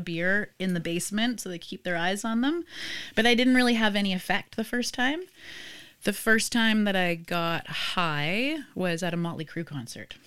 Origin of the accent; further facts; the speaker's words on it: Vancouver, British Columbia, Canada; I grew up in Vancouver